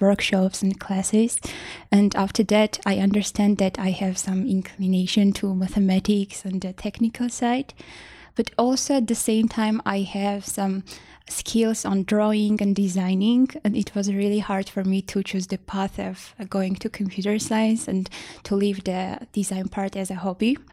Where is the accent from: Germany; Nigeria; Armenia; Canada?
Armenia; Vanadzor, Lori; I grew up in Vonador